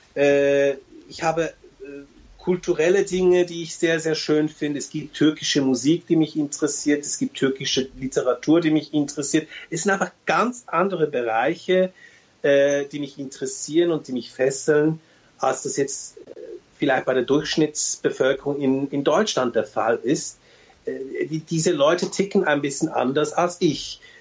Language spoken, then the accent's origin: German; Switzerland; also born or lived in Turkey; ich sehe mich als Schweizer